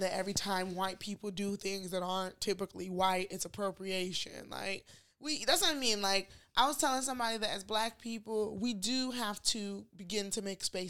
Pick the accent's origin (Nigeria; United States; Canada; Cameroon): Nigeria; moved away; I never noticed being Nigerian.